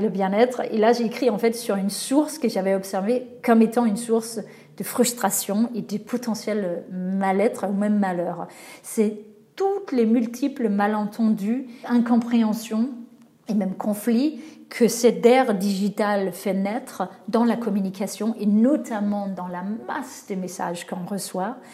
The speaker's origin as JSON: {"language": "French", "country": "Denmark", "moved": "yes", "said": "mon pays d'origine, donc le Danemark"}